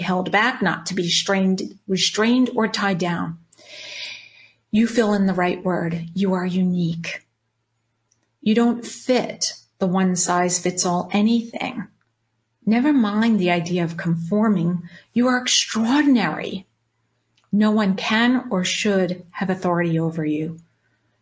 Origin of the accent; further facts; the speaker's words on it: Long Island, New York, United States; moved away as an adult; also born or lived in Charlotte, North Carolina; now in Orange County, California, United States; I'm 53, born and raised on Long Island, New York. Yes, that's the accent you hear.